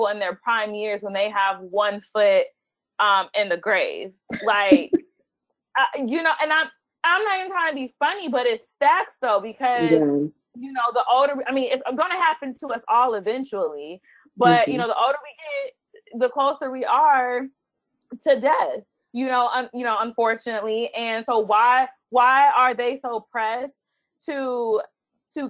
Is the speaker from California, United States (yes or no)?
no; Chicago, Illinois, United States; we're all from Chicago